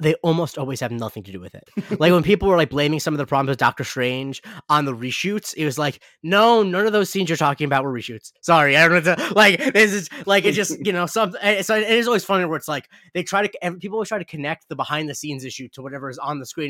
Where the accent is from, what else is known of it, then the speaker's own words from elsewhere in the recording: Punta Gorda, Florida, United States; moved away; Punta Gorda is what I consider my hometown. I lived there when I was eight until, uh, sorry, nine until eighteen.